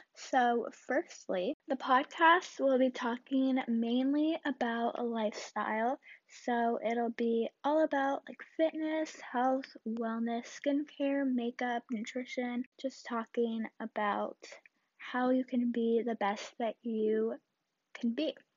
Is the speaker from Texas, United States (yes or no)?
no; Southern California, United States; I'm a teenager from Southern California